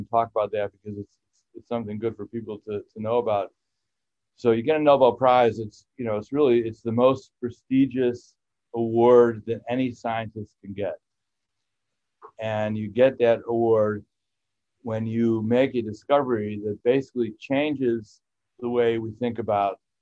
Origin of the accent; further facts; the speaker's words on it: Chicago, Illinois, United States; moved away as an adult; also born or lived in Champaign-Urbana, Illinois / Wisconsin; I'm not from here. I grew up in Chicago